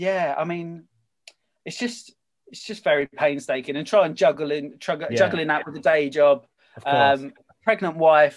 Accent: England, United Kingdom; obviously I'm English, I'm a big England football supporter

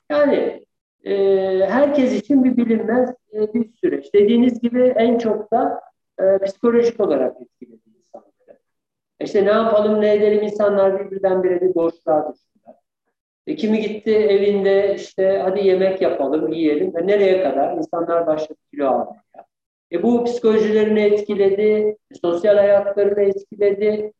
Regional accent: Eskişehir, Turkey; also born or lived in Ankara / Bayramiç, Çanakkale; ben Eskişehirliyim aslında. Eskişehir doğumluyum. Ee, Eskişehir e, ilkokul, ortaokul, lise Eskişehir'de.

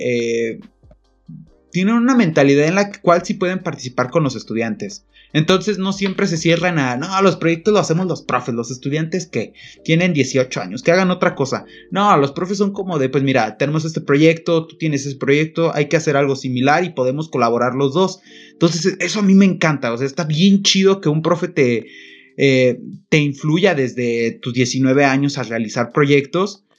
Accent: Pénjamo, Guanajuato, Mexico; also born or lived in Irapuato; yo soy de Pénjamo, pero estudio en Irapuato

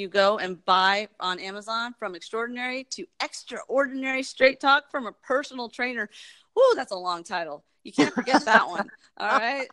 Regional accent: Texas, United States; also born or lived in New York / Germantown, Tennessee; we moved to Texas

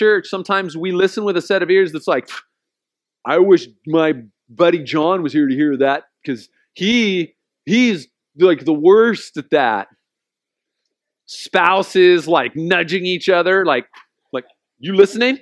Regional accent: Oceanside, California, United States; We grew up in Oceanside

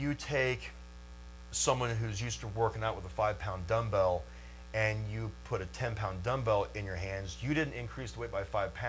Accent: Lancaster, Ohio, United States; born or raised there

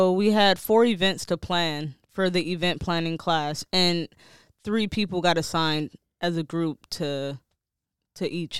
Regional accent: Detroit, Michigan, United States; I'm from Detroit. Like, kids had pillowcases, legit, and they was dingy pillowcases.

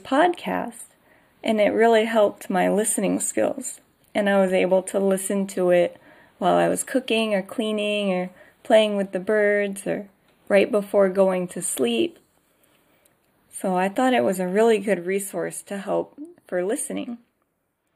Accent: Michigan, United States; moved away as an adult; also born or lived in North Carolina, United States; now in Ibaraki, Japan; I'm from America. And America is pretty big. So I'm from Michigan

